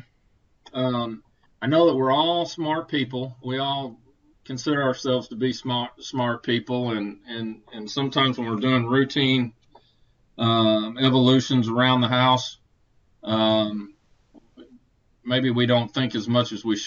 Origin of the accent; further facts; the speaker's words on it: Conway, Arkansas, United States; here in my hometown of Conway, Arkansas. This is where I live